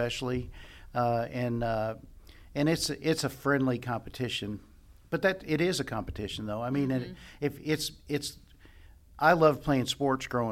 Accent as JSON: {"language": "English", "town": "Lexington", "country": "United States", "said": "I'm from Lexington"}